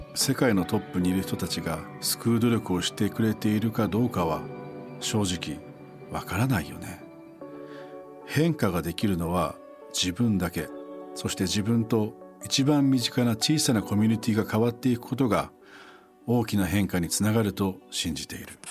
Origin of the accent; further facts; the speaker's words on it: Echizen, Fukui, Japan; now in Tokyo, Japan; 僕が育った地元福井県の越前市